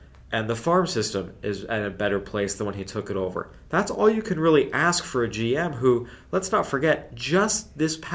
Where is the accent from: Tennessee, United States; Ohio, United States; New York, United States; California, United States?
California, United States; Southern; moved away; growing up in Southern California